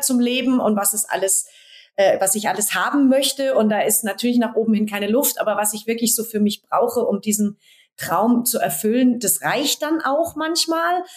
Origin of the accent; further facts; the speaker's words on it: Berlin, Germany; hier in Berlin, klar in, meinem Heimat, in meiner Heimatstadt